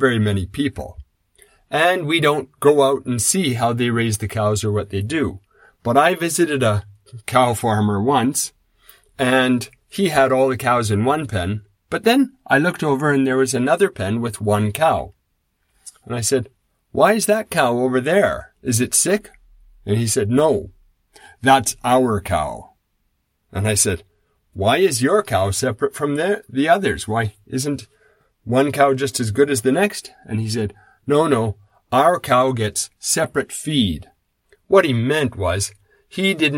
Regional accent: Saskatchewan, Canada; When I grew up in Saskatchewan, I was around grain farms.

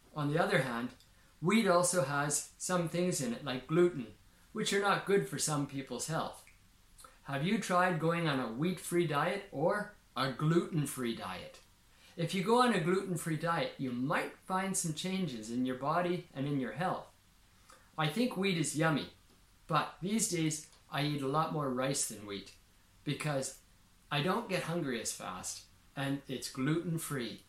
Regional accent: Saskatchewan, Canada; I grew up in Saskatchewan, in Canada

